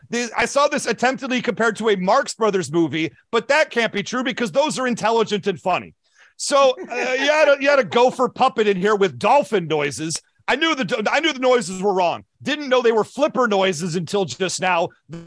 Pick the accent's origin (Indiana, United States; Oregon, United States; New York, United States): New York, United States; New York City; now in New Jersey, United States; I'm from New York. I'm a New Yorker who I live in New Jersey, but I'm a New Yorker. God dang it. My teams play in New Jersey.